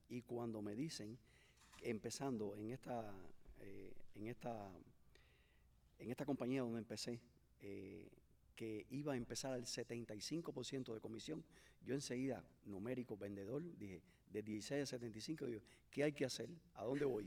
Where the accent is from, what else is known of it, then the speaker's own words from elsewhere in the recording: Cuba; moved away as an adult; also born or lived in Mexico; now in Miami, United States; fui de Cuba hacia México, en México estuve cuatro años y crucé la, la, frontera como todo inmigrante